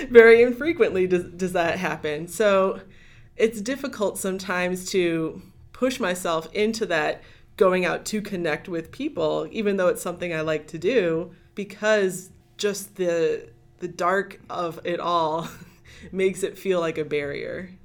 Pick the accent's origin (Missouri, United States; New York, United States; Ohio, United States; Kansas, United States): Ohio, United States; Lorain County, Northeast; moved away; I grew up in Northeast Ohio